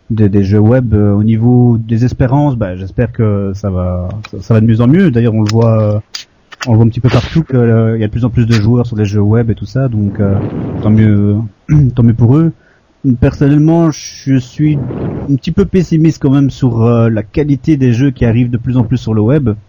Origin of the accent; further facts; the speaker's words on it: Belgium; moi je suis bête de Belgique.